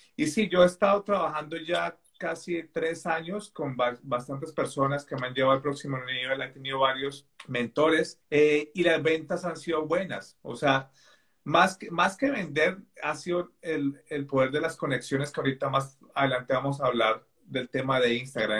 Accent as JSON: {"language": "Spanish", "region": "Bogotá", "country": "Colombia", "tie": "born or raised there", "moved": "as an adult", "lives_now": "England, United Kingdom", "said": "nací en Colombia, en Bogotá, hace 36 años ya casi"}